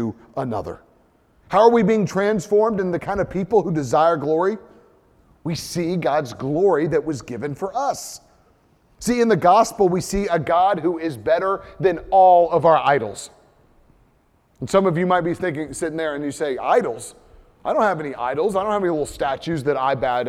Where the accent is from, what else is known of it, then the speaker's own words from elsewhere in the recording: United States; first language English; as an American